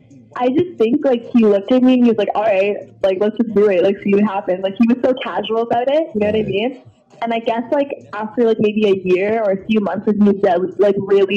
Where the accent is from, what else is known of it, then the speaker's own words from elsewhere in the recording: Toronto, Ontario, Canada; Yes, I am.